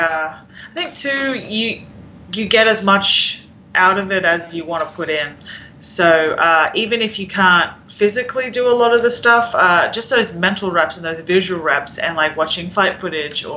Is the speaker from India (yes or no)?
no; Australia; now in Kansas City, United States; I'm Australian